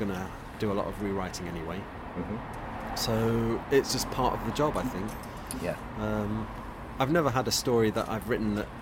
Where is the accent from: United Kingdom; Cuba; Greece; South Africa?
United Kingdom; Warrington, North West England; moved away; I grew up in Warrington